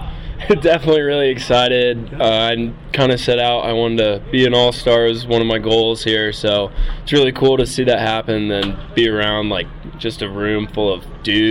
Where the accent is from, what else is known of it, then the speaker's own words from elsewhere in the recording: Fishers, Indiana, United States; I'm from Fishers, Indiana. It's a suburb of Indianapolis.